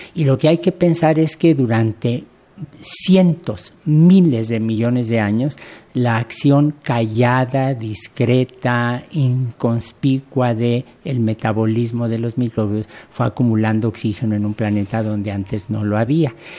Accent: Mexico; uno como mexicano

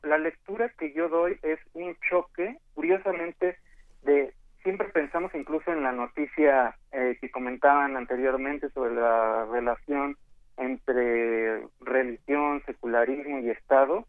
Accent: Mexico; nosotros como mexicanos

